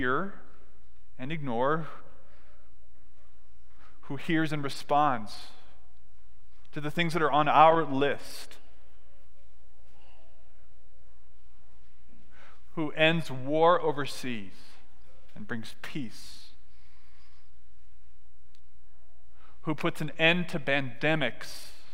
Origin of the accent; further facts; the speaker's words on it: Southern California, United States; I grew up in Southern California